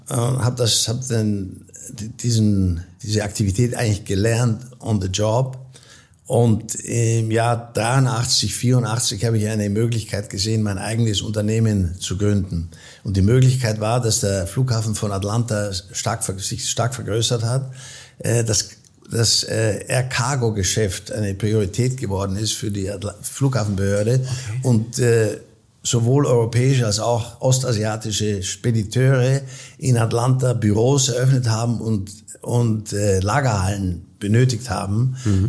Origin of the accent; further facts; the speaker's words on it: Austria; moved away as an adult; also born or lived in Munich; now in United States; ich bin österreichischer Provenienz, ich bin in Österreich aufgewachsen